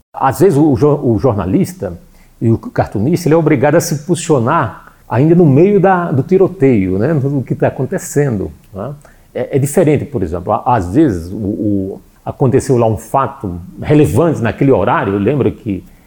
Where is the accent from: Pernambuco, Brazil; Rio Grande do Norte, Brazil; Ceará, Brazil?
Rio Grande do Norte, Brazil; Natal; eu sou de Natal